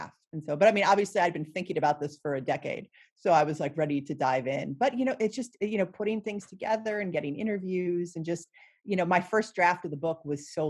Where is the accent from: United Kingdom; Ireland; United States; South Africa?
United States; Cleveland, Ohio; I grew up just outside of Cleveland, Ohio.